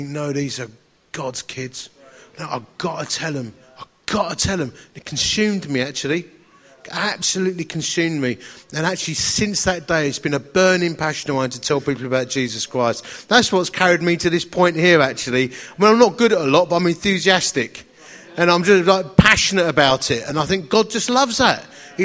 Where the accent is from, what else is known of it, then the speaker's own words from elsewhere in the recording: Romford, East of England, United Kingdom; accent: Essex; As you can tell from my beautiful accent, I'm from a place called Romford in Essex